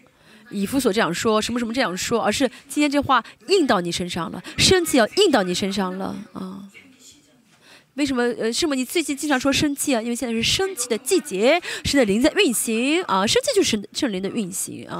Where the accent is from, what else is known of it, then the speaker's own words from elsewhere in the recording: South Korea; Chinese is a second language; 我们就说，如果是我们韩国人的话，你不要学了